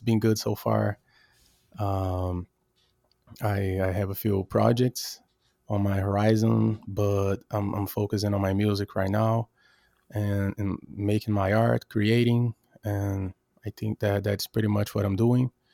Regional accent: Brazil; now in Norway; I'm Brazilian, I'm from Brazil

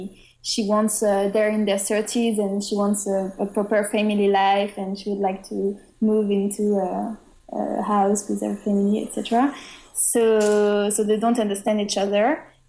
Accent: France; English is a second language; And for travels, because we come all the way from France to go to Austin

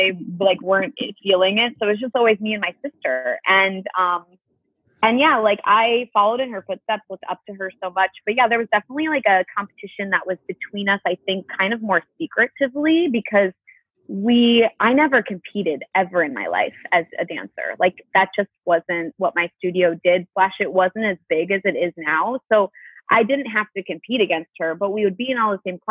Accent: Elgin, Illinois, United States; I'm from Elgin, Illinois. It's like an hour outside of Chicago.

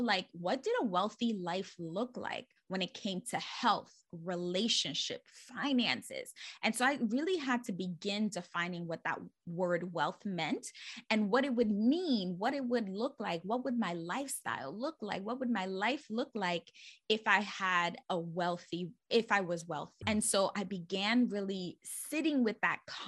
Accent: New York City, New York, United States; born and raised in the Bronx

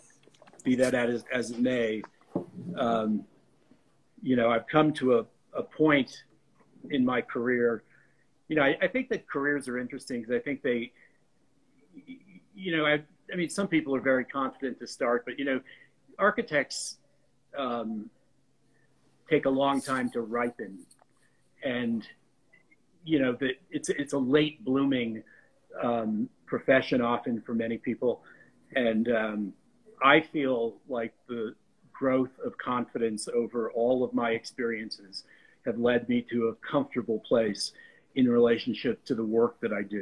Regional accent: New Haven, Connecticut, United States; moved away; also born or lived in Rhode Island / New York City; I grew up in New Haven

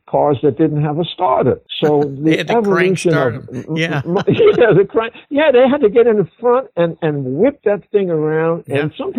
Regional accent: New York City, New York, United States; But I'm a city guy. I was born in New York City, right in the heart of Harlem

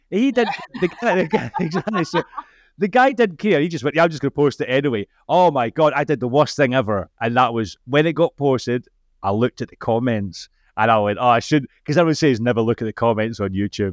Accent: Scotland, United Kingdom; accent: Scottish; being Scottish, the accent

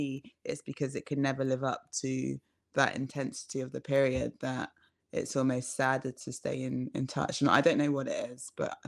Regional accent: London, United Kingdom; because I grew up in London

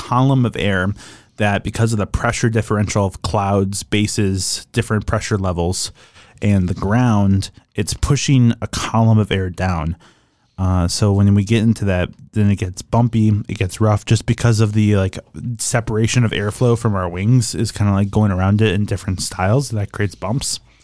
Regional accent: Oshkosh, Wisconsin, United States; growing up in Oshkosh meant, uh, being around airplanes for most of my younger career

